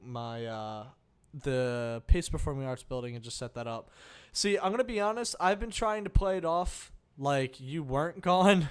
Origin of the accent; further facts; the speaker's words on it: New Jersey, United States; I'm from New Jersey. I had, you know, a regular setup back at home.